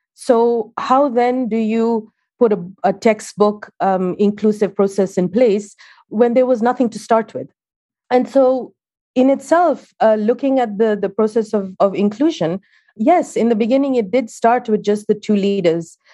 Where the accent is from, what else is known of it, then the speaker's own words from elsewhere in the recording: Kenya; moved away; I'm Kenyan